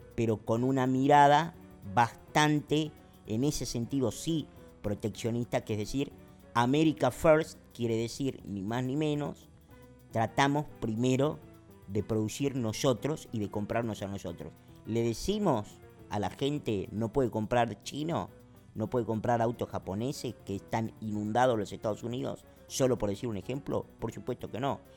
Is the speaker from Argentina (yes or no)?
yes; Argentina; en la República Argentina, que es de donde yo soy, y en donde se está haciendo este podcast